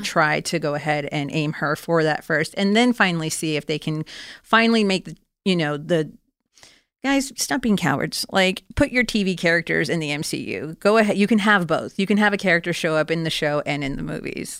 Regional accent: Florida, United States; now in California, United States; I'm originally from Florida, even though I live now in California.

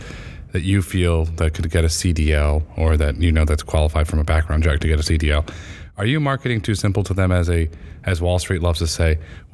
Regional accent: Connecticut, United States; I grew up in Connecticut

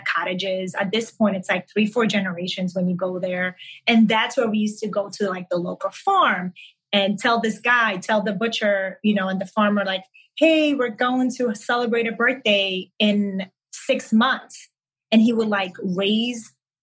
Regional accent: New York City, New York, United States; English is a second language; also born or lived in Manhattan; I grew up in Brooklyn and then I relocated to Manhattan

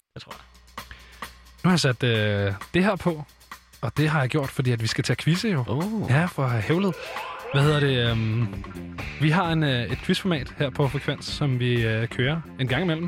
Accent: Copenhagen, Capital Region of Denmark, Denmark; Jeg er selv fra Nordvestkvarteret her i København

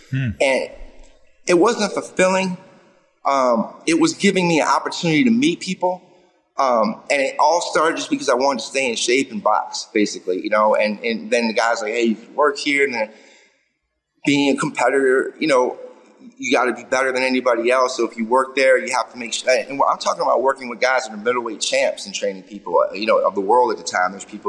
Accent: Florida, United States; moved away as an adult; also born or lived in New York City; I grew up in Florida, bass fishing.

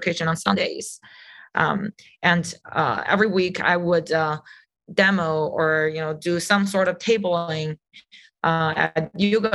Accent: Qingdao, Shandong, China; moved away as an adult; also born or lived in Boston / New Hampshire; now in United States; I grew up in China. In a beautiful coastal city called Qingdao, known for our beer

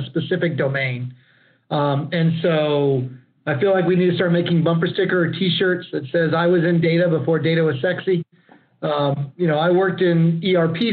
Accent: Lockhart, Texas, United States; also born or lived in Austin, Texas; I actually grew up and graduated from Lockhart High School

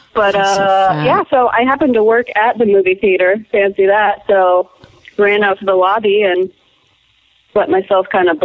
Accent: Bay Area, California, United States; now in Boston, United States; I'm a Bay Area girl.

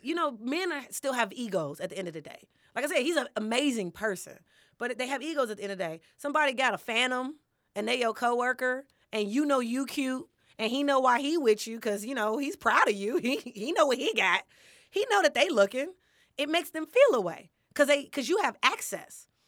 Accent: Chicago, Illinois, United States; moved away as an adult; also born or lived in Champaign-Urbana, Illinois / Los Angeles, California; I'm born and raised in Chicago, but I lived in Champaign, Urbana for some years

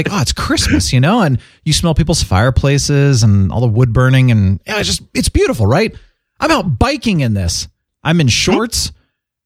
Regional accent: Phoenix, Arizona, United States; I am from Phoenix. That is the Southwest

